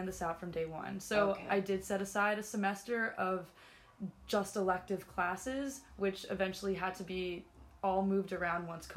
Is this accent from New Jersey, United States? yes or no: yes; New Jersey, United States; moved away as an adult; I'm from New Jersey, so not very far from Quinnipiac